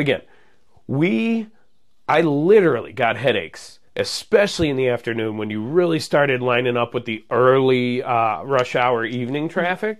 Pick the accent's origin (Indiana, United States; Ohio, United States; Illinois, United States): Indiana, United States; Munster; moved away as an adult; also born or lived in Georgia; I grew up in Munster